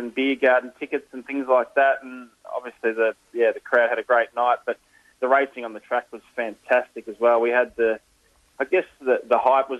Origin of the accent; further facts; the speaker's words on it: Ballarat, Victoria, Australia; my hometown just down the road here for Ballarat